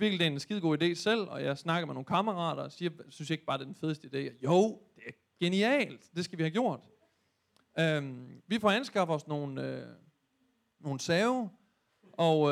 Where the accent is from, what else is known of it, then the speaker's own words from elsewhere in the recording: Thy, North Denmark Region, Denmark; moved away; hjemme i Thy